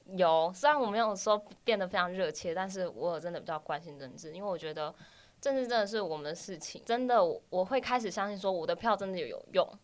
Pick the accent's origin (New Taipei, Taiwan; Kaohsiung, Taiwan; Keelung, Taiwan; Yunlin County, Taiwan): Kaohsiung, Taiwan; moved away as an adult; also born or lived in Tainan; now in Taipei, Taiwan; 我是土生土长的高雄人，待在高雄十八年了